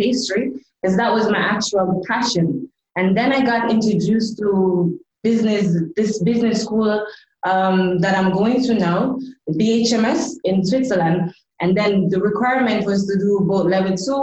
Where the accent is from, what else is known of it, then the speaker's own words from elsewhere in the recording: Jamaica; moved away as an adult; also born or lived in Dubai; I am originally from Jamaica. Growing up in Jamaica was really fun